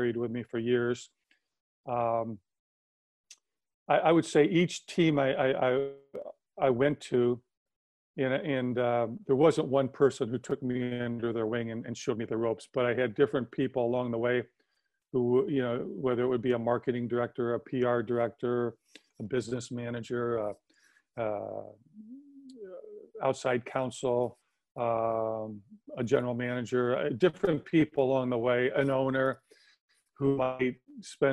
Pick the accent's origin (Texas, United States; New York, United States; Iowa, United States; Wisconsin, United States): Wisconsin, United States; moved away; growing up in Wisconsin.